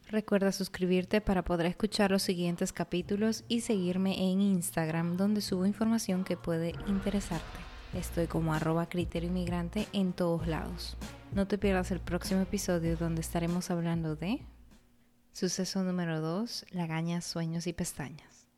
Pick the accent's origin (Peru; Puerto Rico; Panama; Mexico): Peru; moved away; nosotros como peruanos